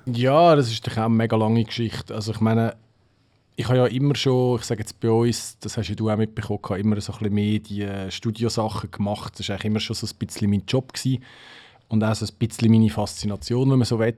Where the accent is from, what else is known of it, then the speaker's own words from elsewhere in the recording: Switzerland; bei uns in der Schweiz